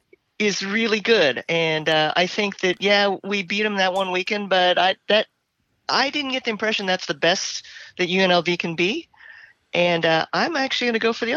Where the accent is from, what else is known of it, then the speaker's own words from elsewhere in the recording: Oakland, California, United States; I grew up next to the Oakland Raiders